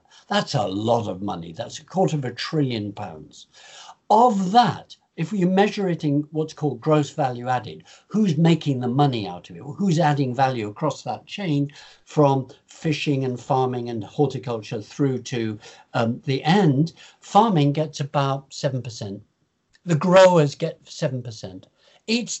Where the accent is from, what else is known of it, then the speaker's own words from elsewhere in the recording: Lincoln, East Midlands, United Kingdom; also born or lived in Pennines; I was born in Lincoln, on the top of the hill in Lincoln.